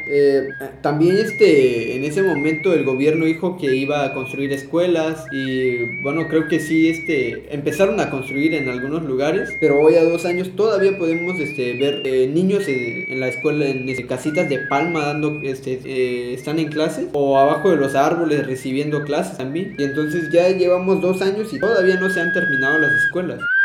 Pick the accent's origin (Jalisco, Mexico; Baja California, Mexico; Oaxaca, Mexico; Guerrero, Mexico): Oaxaca, Mexico; San Mateo del Mar; soy de la colonia Juárez, una colonia del municipio de San Mateo del Mar